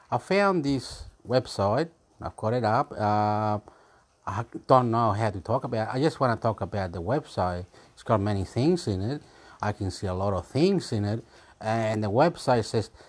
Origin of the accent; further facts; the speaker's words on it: Australia; I am from Australia.